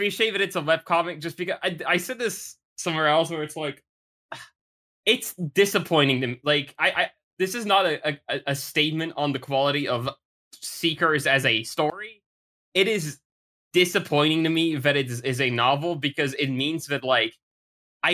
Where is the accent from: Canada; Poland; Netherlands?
Netherlands